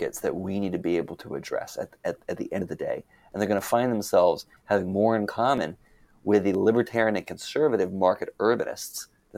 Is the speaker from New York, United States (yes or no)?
no; Arlington, Texas, United States; I grew up in North Texas, and I know from growing up in Arlington, Texas specifically